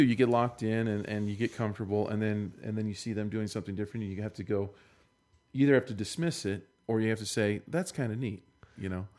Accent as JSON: {"language": "English", "region": "Maryland", "country": "United States", "also_born_or_lived": "Fresno, California", "moved": "yes", "lives_now": "Utah, United States", "said": "I'm from Maryland."}